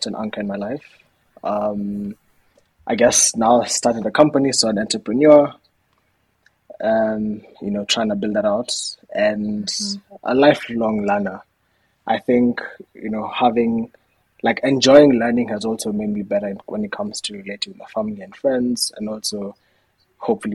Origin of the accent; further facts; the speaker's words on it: Kenya; moved away as an adult; also born or lived in United Kingdom; I'm Kenyan